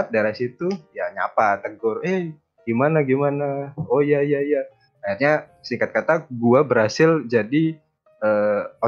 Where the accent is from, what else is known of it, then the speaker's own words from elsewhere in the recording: Banyuwangi, East Java, Indonesia; gua di sekitaran Banyuwangi lah.